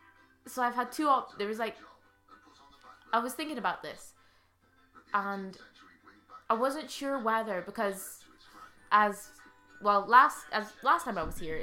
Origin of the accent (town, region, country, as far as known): Inverurie, Scotland, United Kingdom; born or raised there